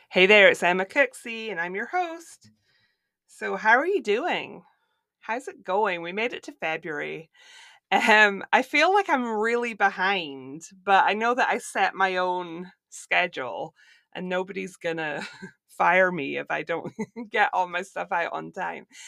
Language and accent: English; Scotland, United Kingdom; moved away as an adult; now in Florida, United States; I'm originally from Scotland, but I now live in Florida.